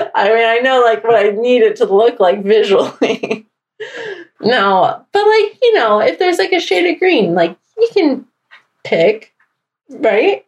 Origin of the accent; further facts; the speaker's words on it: Arizona, United States; also born or lived in Atlanta; now in Washington, D.C., United States; back in my home state of Arizona